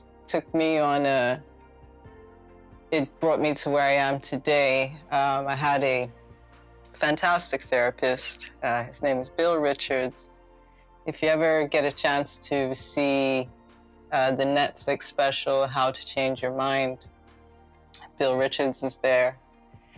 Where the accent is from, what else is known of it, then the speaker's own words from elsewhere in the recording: Lagos, Nigeria; I grew up in Lagos, Ikoyi specifically.